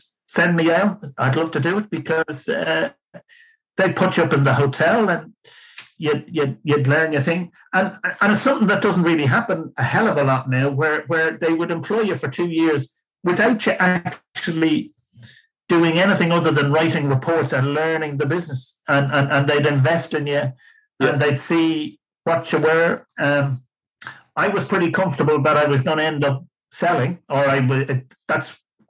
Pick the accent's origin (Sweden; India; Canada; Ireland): Ireland; moved away as an adult; also born or lived in Lancashire / London; It wasn't great being Irish there at the time